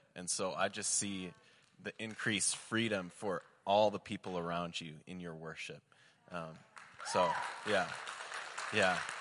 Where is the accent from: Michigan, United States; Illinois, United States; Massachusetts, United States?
Michigan, United States; I'm from Michigan